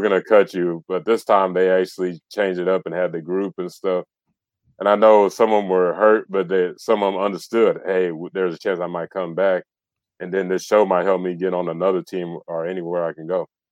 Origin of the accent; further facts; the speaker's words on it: the South, United States; I'm from the South